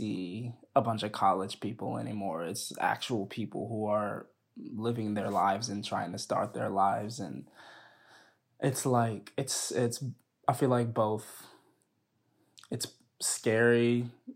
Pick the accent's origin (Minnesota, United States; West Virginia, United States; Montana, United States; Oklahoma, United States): Oklahoma, United States; Edmond; moved away as an adult; also born or lived in Atlanta, Georgia; I moved from Atlanta, Georgia when I was 6, and then moved to Edmond, Oklahoma